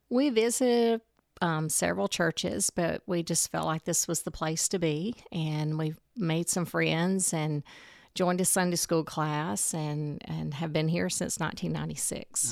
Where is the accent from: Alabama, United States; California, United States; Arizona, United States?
Alabama, United States; Alexandria; moved away as an adult; also born or lived in Mobile, Alabama / Atlanta, Georgia; now in Coleman; I grew up in Alexandria, Alabama. That's near Anniston, Gadsden area.